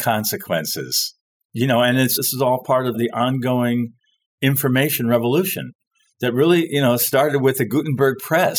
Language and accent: English; Paris, Île-de-France, France; born there; Fake, is that I was born in Paris. We can start from there.